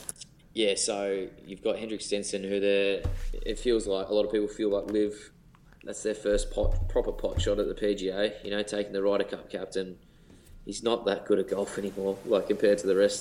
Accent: Australia; as an Aussie

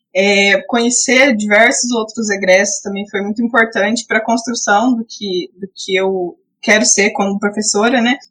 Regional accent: Paiçandu, Paraná, Brazil; eu sou de Paysandu, né? E Paysandu também tem umas características muito parecidas com, com Sarandi

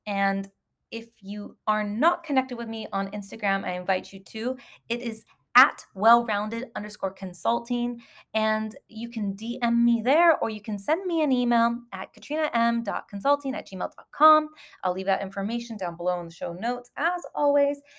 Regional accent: Southern California, United States; moved away as an adult; now in Dubai, United Arab Emirates; I came from Southern California of the United States

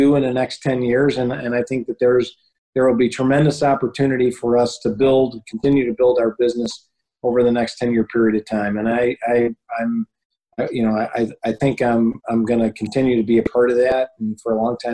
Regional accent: United States; I was born in the United States and I live here

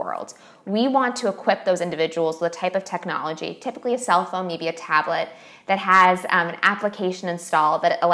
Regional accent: United States; accent: American; moved away as an adult; I've spent all these years trying to be an American speaking French, and I do so with my terrible American accent

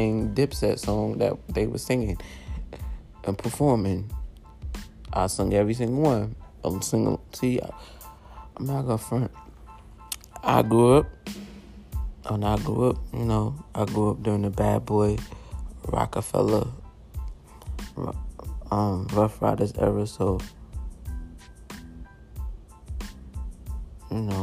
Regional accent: New York, United States; I'm from New York

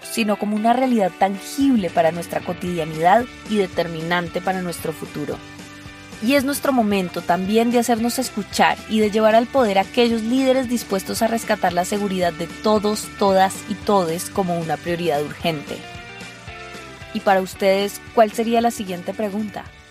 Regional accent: Colombia; como colombianos

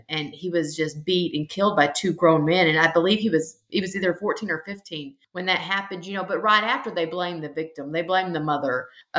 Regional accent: the South, United States; growing up in the South

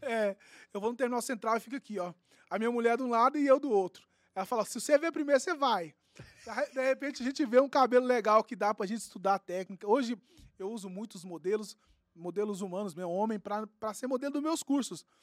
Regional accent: Uberlândia, Minas Gerais, Brazil; lá do meu bairro, bairro São Jorge

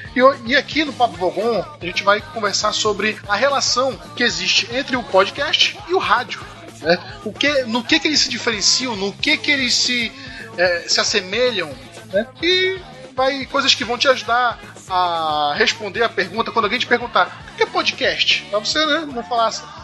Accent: Manaus, Amazonas, Brazil; na minha cidade, que eu sou de Manaus

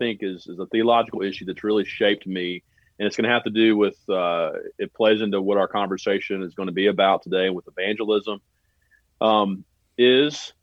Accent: Birmingham, Alabama, United States; now in Murfreesboro, United States; I grew up in Birmingham, Alabama.

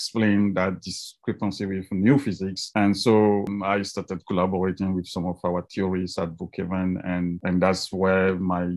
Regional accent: Togo; moved away as an adult; now in United States; I was born in Africa, and I did my undergraduate in Togo in West Africa before I came to the US for a master's degree in physics

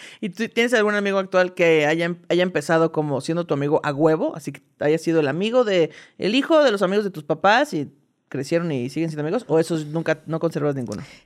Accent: State of Mexico, Mexico; born or raised there; also born or lived in Veracruz

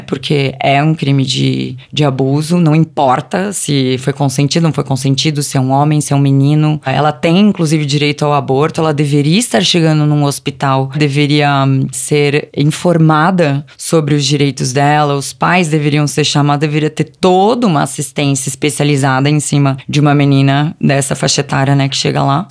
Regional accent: ABC Paulista, São Paulo, Brazil; moved away as an adult; now in São Paulo, Brazil; Originalmente eu sou do ABC Paulista, vim para São Paulo com 18 anos.

